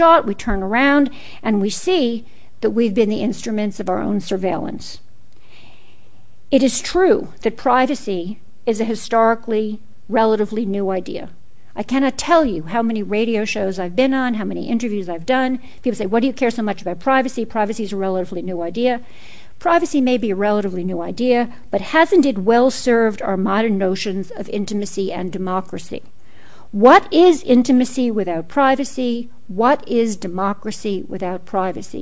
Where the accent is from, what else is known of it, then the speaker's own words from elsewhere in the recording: New York City, New York, United States; growing up in Brooklyn in the 1950s. That's when I grew up.